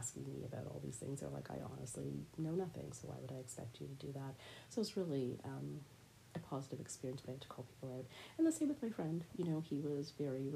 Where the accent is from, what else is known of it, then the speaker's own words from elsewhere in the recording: Canada; I am a Bajan Canadian person